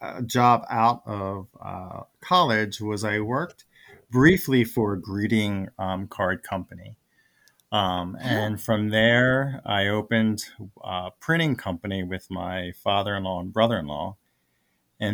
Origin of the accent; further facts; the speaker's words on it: West Chester, Pennsylvania, United States; I grew up in Westchester, Pennsylvania, which is part of Chester County. I haven't, moved too far.